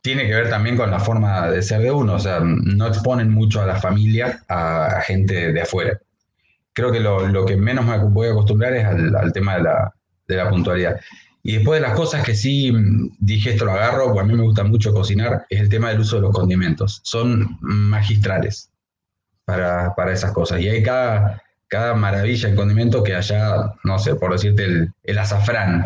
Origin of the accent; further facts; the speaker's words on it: Comodoro Rivadavia, Chubut, Argentina; now in Peru; soy de Comodoro Rivadavia. Ah, de la Patagonia